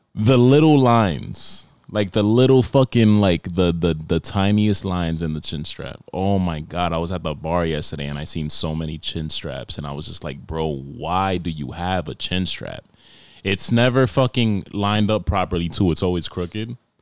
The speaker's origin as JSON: {"language": "English", "region": "New York", "country": "United States", "tie": "born or raised there", "said": "I grew up, like, growing up in New York"}